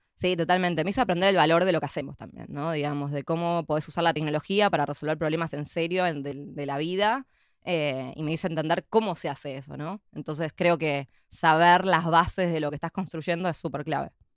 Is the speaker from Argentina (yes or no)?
yes; San Isidro, Buenos Aires Province, Argentina; also born or lived in Palermo, Buenos Aires; nací en Argentina, en, Buenos Aires. Eh, soy de, San Isidro